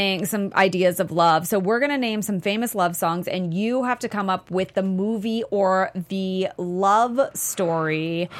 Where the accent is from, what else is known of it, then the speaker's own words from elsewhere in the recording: California, United States; The Bay Area.